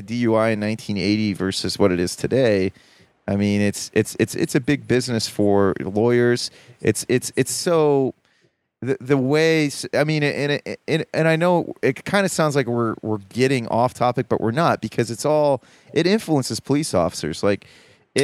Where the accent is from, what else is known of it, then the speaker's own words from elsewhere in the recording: Columbus, Ohio, United States; moved away; also born or lived in Baltimore, Maryland; I'm from the Midwest